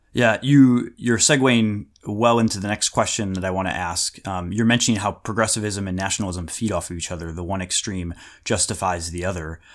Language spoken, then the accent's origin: English; United States; when I was growing up in America